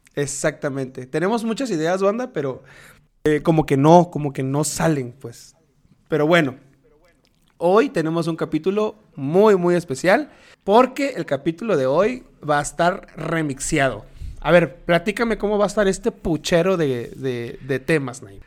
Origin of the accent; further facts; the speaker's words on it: Tabasco, Mexico; moved away; nosotros somos de Tabasco. Bueno, no vivimos allá